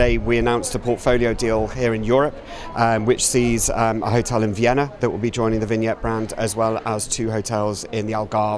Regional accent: London, United Kingdom; being a Brit from London

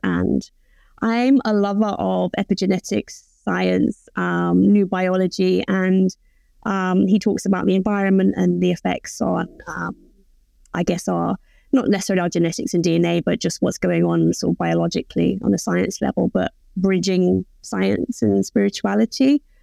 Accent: England, United Kingdom; accent: English; now in Melbourne, Australia; obviously you can tell I'm, I'm English, so I come from England, but now I live in Melbourne

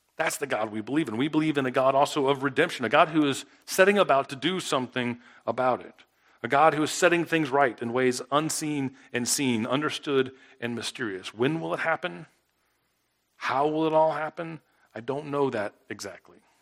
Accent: South Florida, United States; now in Mississippi, United States; I grew up in South Florida

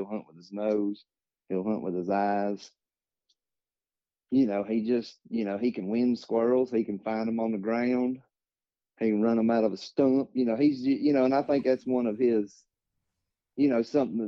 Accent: Lawrenceburg, Tennessee, United States; I'm from Lawrenceburg, Tennessee

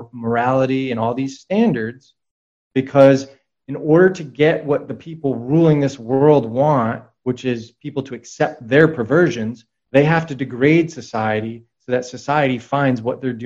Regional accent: New England, United States; I come from New England

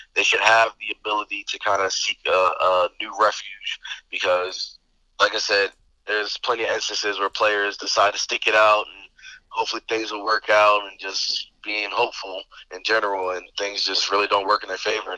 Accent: Delaware, United States; me being born and raised in Delaware, Delaware is the second smallest state, so it's not very big

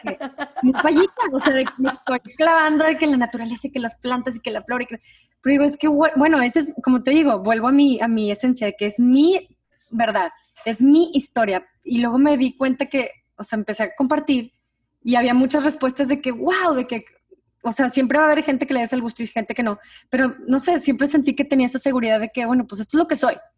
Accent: Monterrey, Nuevo León, Mexico; moved away; las dos somos de Monterrey

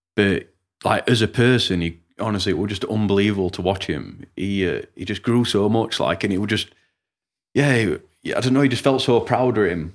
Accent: Rotherham, Yorkshire and the Humber, United Kingdom; I'm from Rotherham

